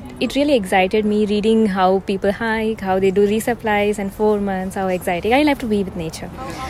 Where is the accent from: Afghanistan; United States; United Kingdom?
United States; Phoenix, Arizona; So I'm from Phoenix, Arizona.